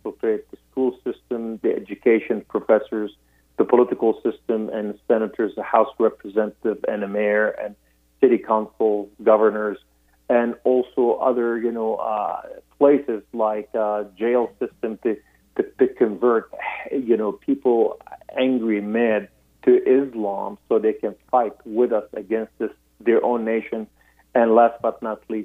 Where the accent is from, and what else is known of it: Beirut, Beirut Governorate, Lebanon; born or raised there